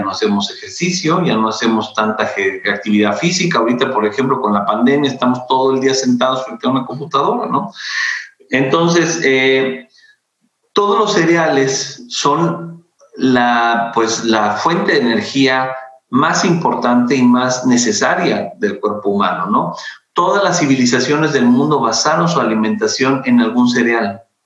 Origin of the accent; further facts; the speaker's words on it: Mexico; como mexicanos